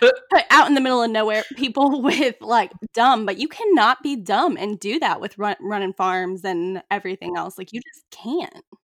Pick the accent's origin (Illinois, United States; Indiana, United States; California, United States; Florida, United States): Indiana, United States; I grew up in Indiana